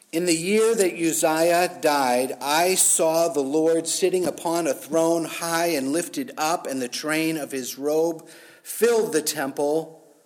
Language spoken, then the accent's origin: English; United States; as Americans, as American Christians